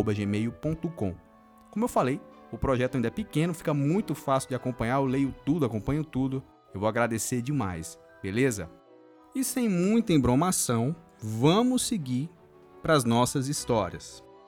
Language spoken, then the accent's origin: Portuguese; Nova Odessa, São Paulo, Brazil; eu sou de Nova Odessa, interior de São Paulo